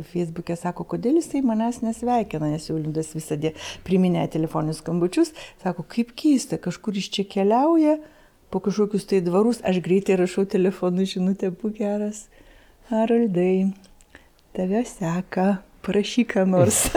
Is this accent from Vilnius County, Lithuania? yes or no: no; Klaipėda, Klaipėda County, Lithuania; moved away; aš taip mes iš Klaipados abu